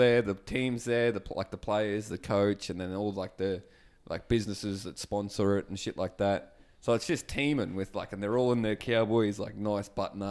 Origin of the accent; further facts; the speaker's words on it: Townsville, Queensland, Australia; moved away; I've just been back to my home country, Townsville, North Queensland.